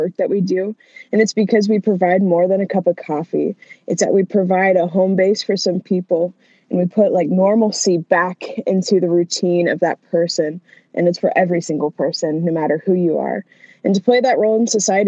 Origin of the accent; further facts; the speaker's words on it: Hartford City, Indiana, United States; I grew up in a town of about, I would say, 2,000 people, and it's Hartford City, Indiana